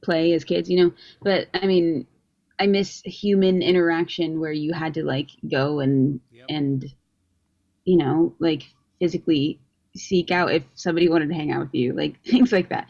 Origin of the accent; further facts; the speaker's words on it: Carmel, Indiana, United States; I guess I'm from Indiana. I'm from Carmel